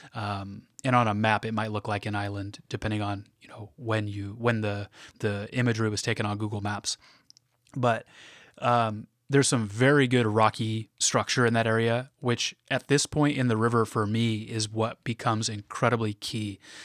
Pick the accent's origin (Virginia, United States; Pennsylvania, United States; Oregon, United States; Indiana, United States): Oregon, United States; Portland; I'm from the Portland area in Oregon